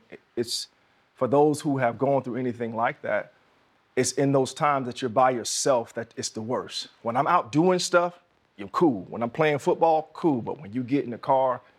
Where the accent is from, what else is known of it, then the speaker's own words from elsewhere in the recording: Jacksonville, Florida, United States; growing up where I grew up in Jacksonville, Florida